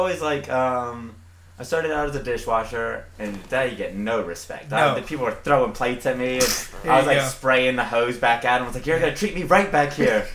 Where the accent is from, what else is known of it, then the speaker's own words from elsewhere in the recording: the South, United States; moved away as an adult; also born or lived in Southeast US; growing up in the South, it's always fucking sunny down there.